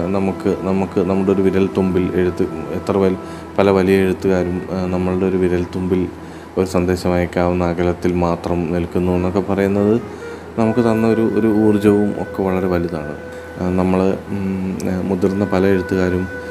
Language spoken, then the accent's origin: Malayalam; Keezhpally, Kerala, India; കണ്ണൂർ ജില്ലയിലെ കീഴ്പ്പള്ളി എന്ന ചെറിയ ഗ്രാമത്തിലാണ് ഞാൻ ജനിച്ചത്